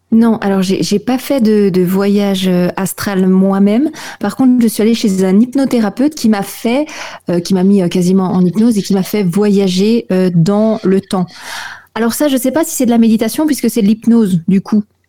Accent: Alsace, Grand Est, France; je suis alsacienne

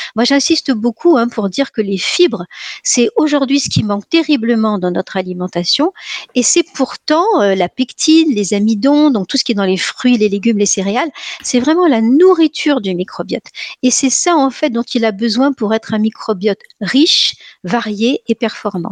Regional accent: Nice, Provence-Alpes-Côte d'Azur, France; je suis niçoise

